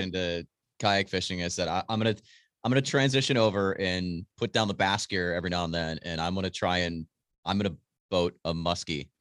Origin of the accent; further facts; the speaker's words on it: Wisconsin, United States; family always had property in Marinette County, which is the far northern, like, northeastern part of the state